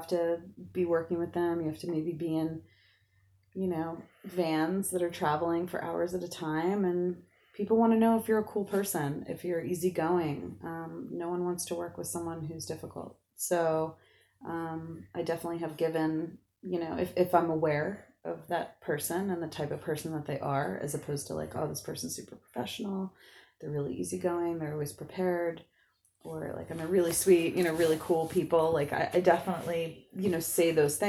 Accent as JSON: {"language": "English", "region": "New Jersey", "country": "United States", "tie": "born or raised there", "said": "I'm from South Jersey near Philadelphia"}